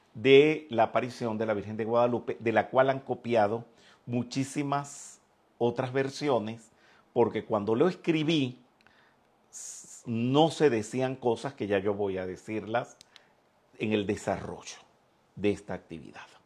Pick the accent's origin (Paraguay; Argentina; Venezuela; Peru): Venezuela; also born or lived in Mexico; yo nací en Venezuela